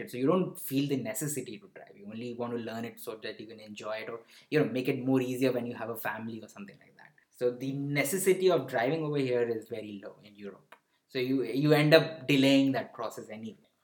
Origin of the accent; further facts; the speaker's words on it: Varanasi, Uttar Pradesh, India; born there; also born or lived in southern India; I never moved to north. Even though I was born in Varanasi, but I, there are very few places in north that I've frequented, and that is why I've never, never explored much of northern India.